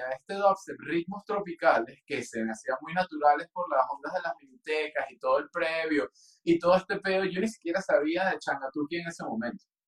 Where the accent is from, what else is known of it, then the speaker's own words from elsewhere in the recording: Venezuela; moved away as an adult; also born or lived in London, United Kingdom; now in Mexico; no iba a volver a Venezuela